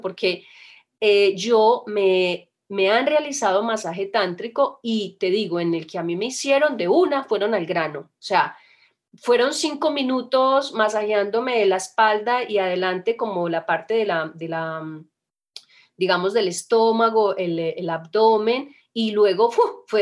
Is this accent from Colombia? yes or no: yes; Colombia; Nosotros inclusive somos de Colombia